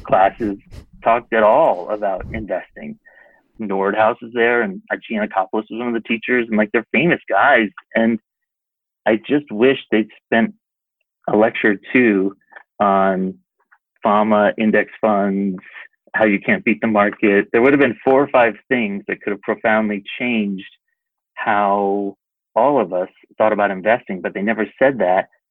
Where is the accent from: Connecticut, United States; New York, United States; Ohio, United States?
Connecticut, United States; East Lyme; moved away as an adult; now in Los Angeles, United States; I was so lucky to grow up in the town that I did